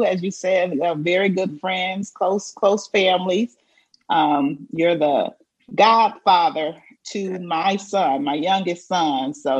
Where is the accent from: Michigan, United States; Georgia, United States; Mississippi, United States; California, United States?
Michigan, United States; Flint; moved away; also born or lived in Battle Creek, Michigan; I was born in Flint, and the majority of my family is from this area, you know, my grandparents, my parents, my siblings, and things like that. But during my journey, we moved to Battle Creek because we have a lot of family in Battle Creek as well.